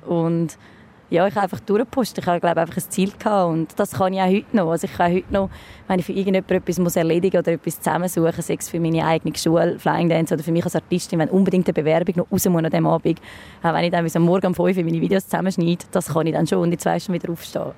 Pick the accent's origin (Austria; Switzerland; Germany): Switzerland; Dübendorf, Zurich; also born or lived in New York; Ich bin ursprünglich aus Dübendorf, 32 und bin Luftakrobatin